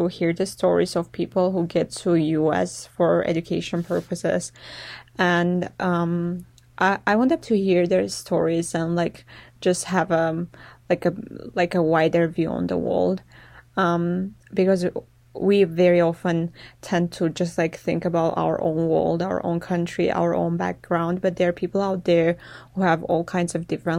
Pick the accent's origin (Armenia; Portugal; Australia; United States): Armenia; moved away; I'm from Armenia.